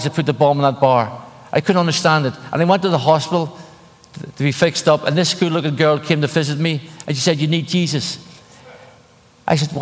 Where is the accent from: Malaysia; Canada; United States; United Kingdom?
United Kingdom; Belfast, Northern Ireland; moved away; I grew up in Northern Ireland, in Belfast.